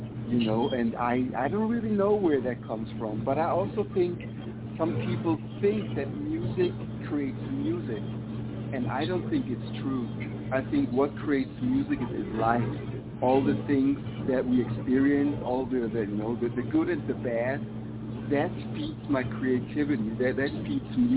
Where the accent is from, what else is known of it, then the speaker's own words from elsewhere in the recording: Switzerland; moved away as an adult; also born or lived in Africa; now in Las Vegas, United States; originally I'm from Switzerland. Originally I was born in Africa, but moved to Switzerland when I was like 3 months old. So I've lived there until my mid-30s